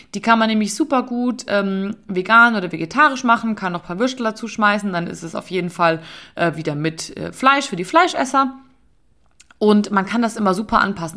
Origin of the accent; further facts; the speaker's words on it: Bavaria, Germany; bei uns in Bayern